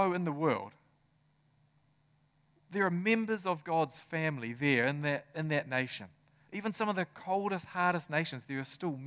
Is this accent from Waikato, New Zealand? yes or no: yes; Tokoroa, Waikato, New Zealand; I grew up in Tokoroa.